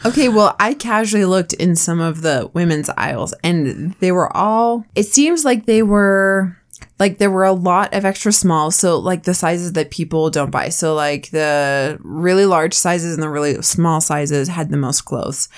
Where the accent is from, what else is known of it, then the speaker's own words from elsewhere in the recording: Washington, United States; now in Utah, United States; where I grew up in Washington.